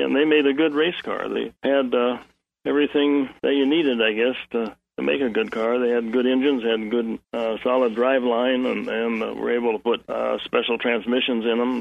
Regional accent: Indiana, United States; moved away; being from the Midwest, I was like I was from Indiana, like Jerry was

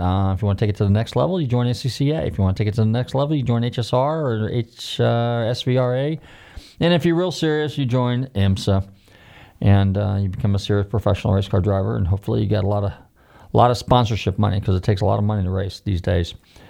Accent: Northern California, United States; now in Florida, United States; I grew up in the motel business, and I grew up in California, Northern Cal. You hear me talking about it all the time, but we moved to Florida in the early 70s.

